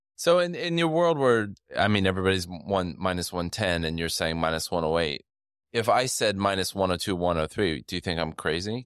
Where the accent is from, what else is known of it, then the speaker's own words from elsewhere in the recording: United States; I say this as an American